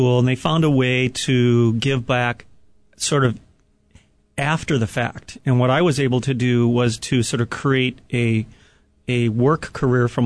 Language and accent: English; Hawaii, United States; as an American and a resident of Hawaii